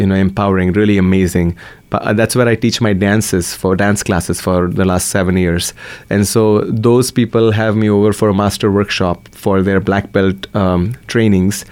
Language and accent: English; Maharashtra, India; first language Marathi; English is a second language; now in Portland, United States; when I was growing up in India, my dad's salary was like seven dollars a month